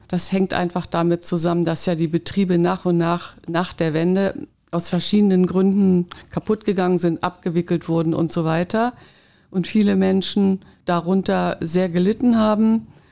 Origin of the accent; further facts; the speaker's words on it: West Germany, Germany; now in Berlin, Germany; ich bin aus dem Westen